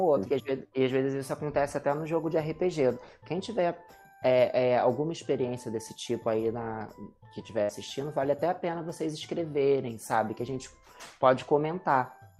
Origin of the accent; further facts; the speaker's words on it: Rio de Janeiro, Brazil; eu sou do Rio